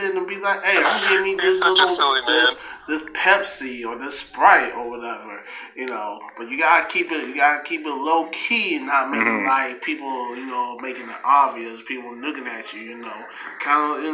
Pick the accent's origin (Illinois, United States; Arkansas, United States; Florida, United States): Florida, United States; Orlando; I'm from Orlando, Florida, down on Oak Ridge Road